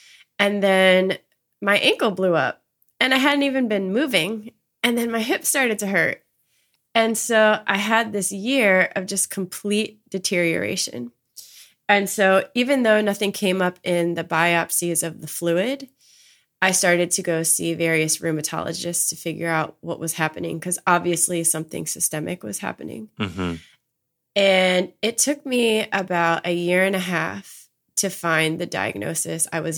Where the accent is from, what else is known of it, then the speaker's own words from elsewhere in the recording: Maryland, United States; I'm from Maryland. So I was essentially home with my family.